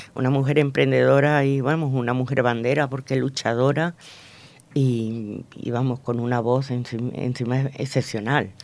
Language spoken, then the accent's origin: Spanish; Venezuela; now in Spain; yo nací en Venezuela